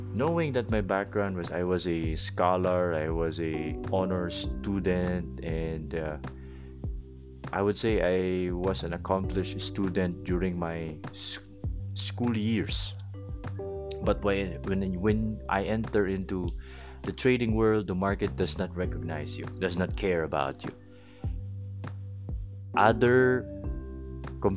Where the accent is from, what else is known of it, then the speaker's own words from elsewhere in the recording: Philippines; English is a second language; I may not be able to speak English so well and to sound like an American because I'm a Filipino guy